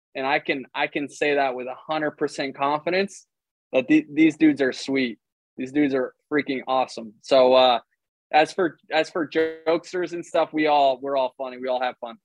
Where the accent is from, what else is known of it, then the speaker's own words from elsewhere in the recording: Tampa, Florida, United States; I play Major League Baseball player for Major League Baseball for my hometown